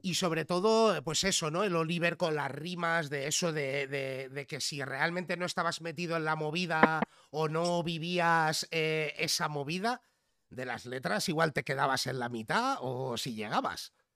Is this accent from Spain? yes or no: yes; Figueres, Catalonia, Spain; yo desde muy pequeñito, pues eh, nos fuimos a vivir a Figueras, al lado de la frontera.